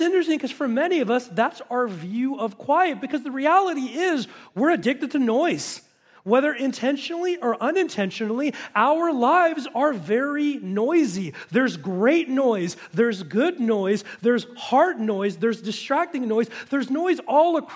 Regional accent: Los Angeles, California, United States; moved away as an adult; now in Simi Valley, United States; we both had been born and raised in the San Fernando Valley.

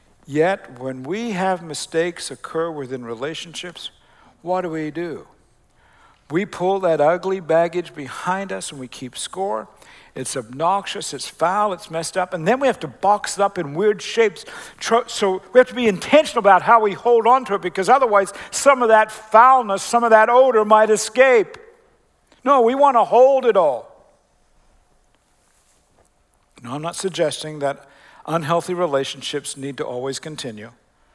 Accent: Decatur, Illinois, United States; also born or lived in Australia / Canada / Oklahoma; And I always say, well, we're from Central Illinois. We're from Decatur. We're from First Christian Church.

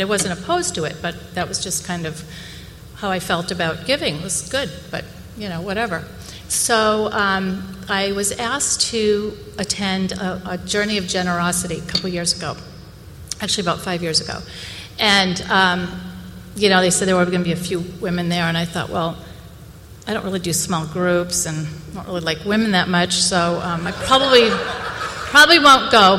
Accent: Boston, Massachusetts, United States; I grew up in the Boston area

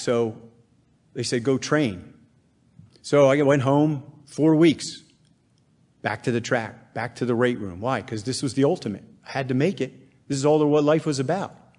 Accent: Bethlehem, Pennsylvania, United States; I was raised in Bethlehem, Pennsylvania

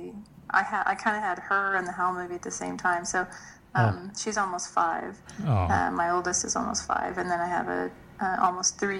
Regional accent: Lawton, Oklahoma, United States; I'm from a town in Oklahoma called Lawton.

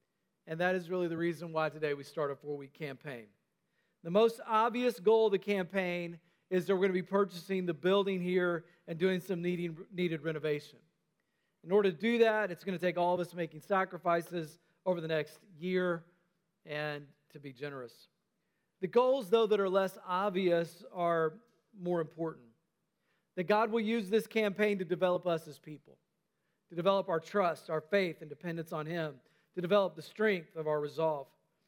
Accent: North Carolina, United States; also born or lived in Tennessee; although it probably sounded a lot more Southern back then because, you know, I grew up in North Carolina. I was in Tennessee at the time

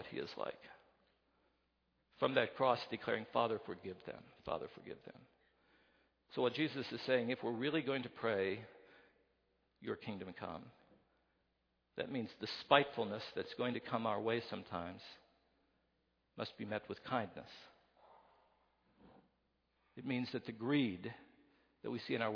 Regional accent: West Virginia, United States; I come from West Virginia.

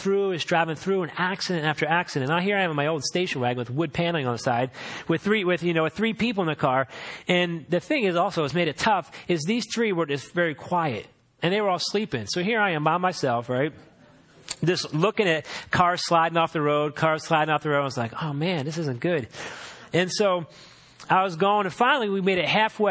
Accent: Philadelphia, Pennsylvania, United States; moved away as an adult; where I grew up in Philadelphia

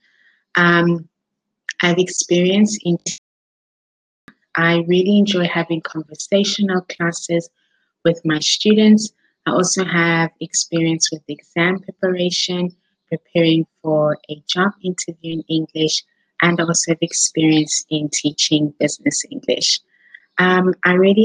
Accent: South Africa; moved away as an adult; now in Spain; I am from South Africa, but I am currently living in Spain

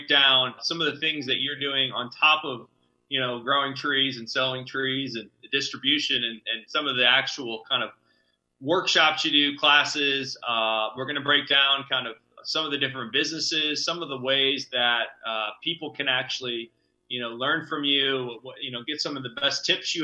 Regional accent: Kansas City, Missouri, United States; as a former Northlander, I grew up in the Northland

